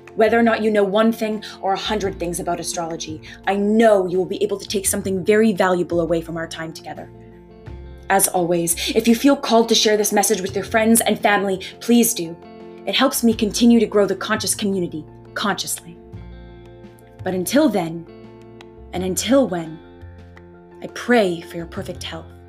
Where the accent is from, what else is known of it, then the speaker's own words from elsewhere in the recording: Leamington, Ontario, Canada; I was born in Leamington, Ontario